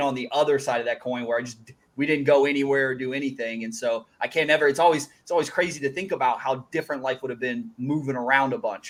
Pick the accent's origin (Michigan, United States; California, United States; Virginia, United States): Virginia, United States; Northern; I grew up in Northern Virginia, and I was like born, went to the house that I grew up in and moved out of it when I was 20.